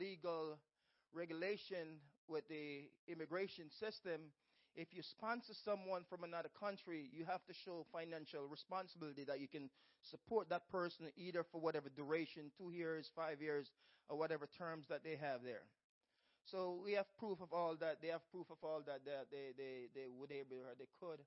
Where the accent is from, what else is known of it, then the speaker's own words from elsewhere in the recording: Jamaica; moved away as an adult; when I came from Jamaica, I worked 3 jobs and I went to a community college at the same time.